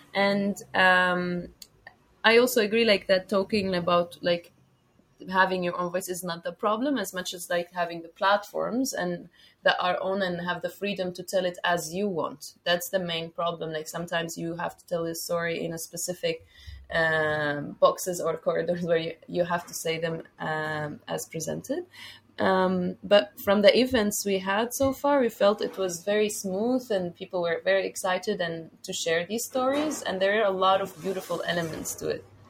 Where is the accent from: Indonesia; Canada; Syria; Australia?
Syria; moved away as an adult; now in Istanbul, Turkey; I'm originally from Syria and I'm living here in Istanbul for the last six years